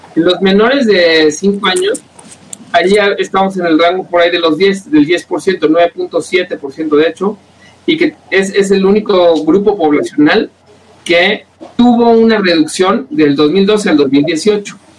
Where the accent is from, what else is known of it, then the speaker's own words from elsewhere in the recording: Mexico; nos representa como mexicanos